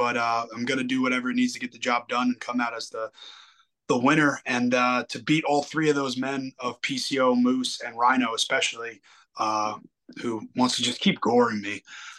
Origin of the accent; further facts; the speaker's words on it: next to East Rutherford, New Jersey, United States; in East Rutherford, New Jersey, right over the train tracks from my hometown